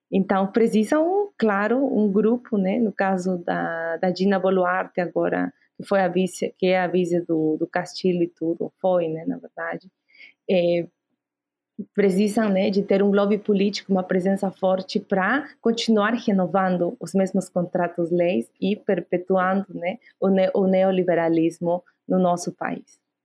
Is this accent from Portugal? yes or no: no; Abancay, Apurímac, Peru; Portuguese is a second language; moved away; eu venho dos Andes do Sul do Peru, né, de Apurímac, Abancay